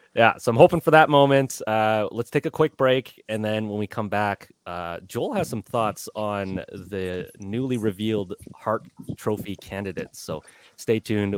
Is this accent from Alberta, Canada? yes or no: yes; Calgary, Alberta, Canada; now in Edmonton, Canada; I grew up in Calgary